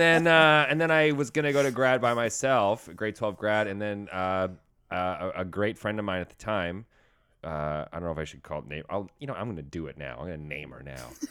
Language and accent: English; Saskatchewan, Canada; I'm from Saskatchewan. I'm from out west